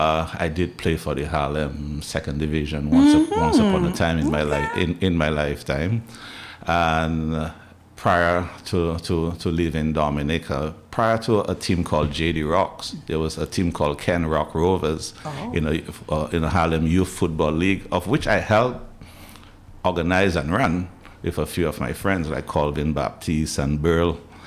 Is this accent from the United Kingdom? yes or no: no; Newtown, Barbados; but definitely growing up in Newtown, you didn't have a choice. There's cricket season, you played cricket.